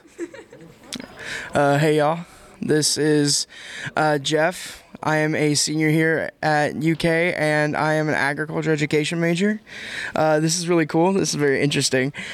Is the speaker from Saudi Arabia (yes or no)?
yes; Saudi Arabia; now in Lexington, United States; I'm from Saudi Arabia. I just want to share my experience here as an international student.